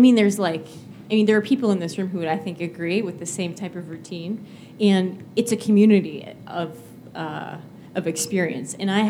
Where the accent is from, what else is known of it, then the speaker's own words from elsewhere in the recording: New England, United States; But I have to add I'm from New England and I'm a New England sports. There's a disclaimer there that I'm a New Englander